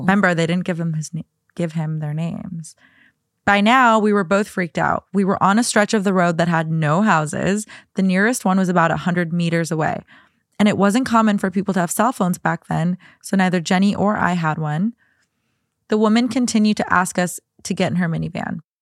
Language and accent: English; Minnesota, United States; moved away as an adult; now in Los Angeles, United States; one of the houses that I grew up in in Minnesota